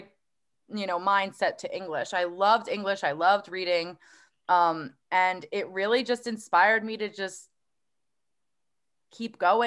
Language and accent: English; Woodbridge, New Jersey, United States; I grew up in Woodbridge.